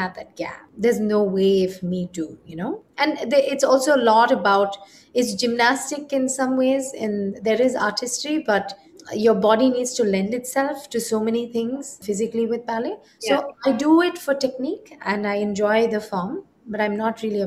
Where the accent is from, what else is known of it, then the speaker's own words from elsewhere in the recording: India; I am inherently an Indian and I grew up in India